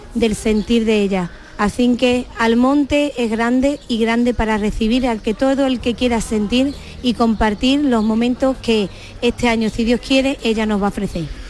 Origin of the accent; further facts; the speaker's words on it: Almonte, Andalusia, Spain; Soy de Almonte, quiero a mi Virgen, quiero a mi pueblo